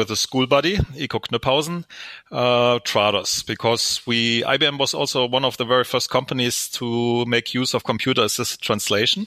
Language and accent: English; Stuttgart, Baden-Württemberg, Germany; English is a second language; also born or lived in United States; I'm originally from Stuttgart, Germany